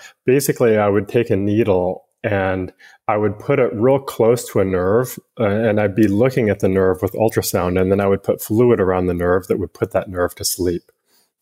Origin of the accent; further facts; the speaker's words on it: Western Montana, United States; moved away as an adult; also born or lived in Washington; now in San Francisco Bay Area, United States; I grew up in Western Montana